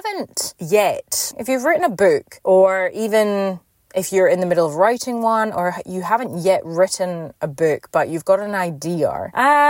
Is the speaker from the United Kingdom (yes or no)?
yes; Scotland, United Kingdom; now in Perth, Australia; obviously I was born here, but I grew up in Scotland, hence the accent